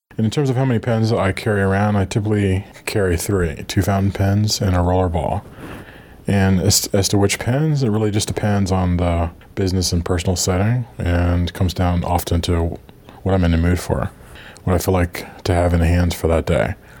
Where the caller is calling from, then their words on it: Virginia, United States; I'm calling from Virginia, United States